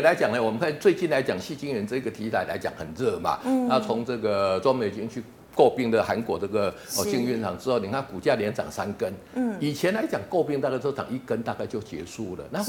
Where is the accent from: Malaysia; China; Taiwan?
Taiwan; 因为我们台湾人毕竟来讲，对中小型股的一个接受程度是比较高的